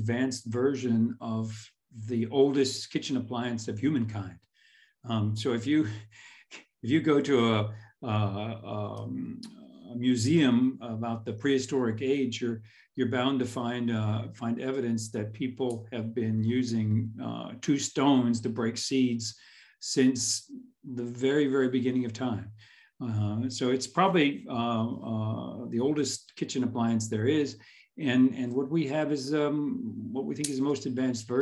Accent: Houston, Texas, United States; moved away as an adult; also born or lived in central Illinois; now in Otzberg, Germany; I grew up in Houston

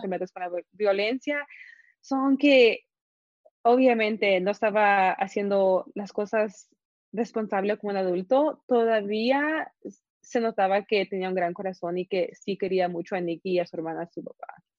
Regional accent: Guatemala; yo soy Guatemala

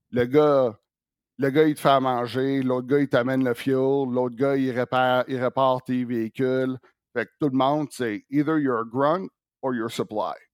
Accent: Quebec, Canada; now in Las Vegas, United States; Ça fait longtemps que je suis parti du Québec

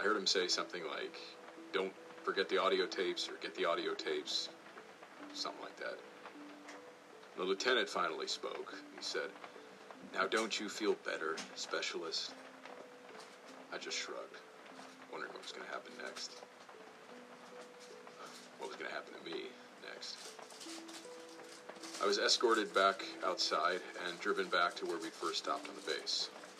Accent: Tennessee, United States; I was transferred to Fort Campbell in Kentucky, which happened to be very near my hometown in Tennessee.

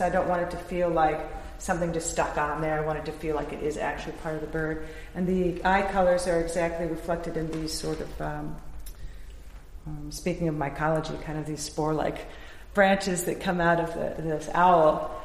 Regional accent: Ohio, United States; growing up in Ohio

